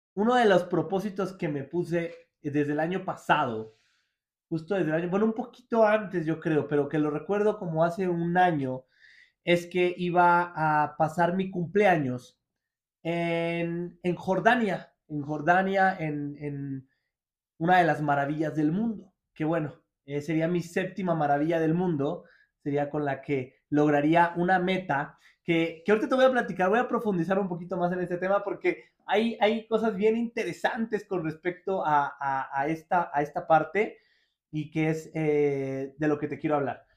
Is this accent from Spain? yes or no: no; Mexico; lo tengo aquí en mi país